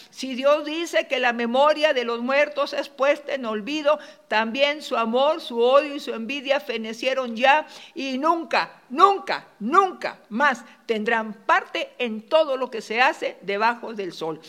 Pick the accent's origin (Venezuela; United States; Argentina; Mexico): Mexico; Monterrey, Nuevo León; moved away; Allá en Monterrey, mi tierra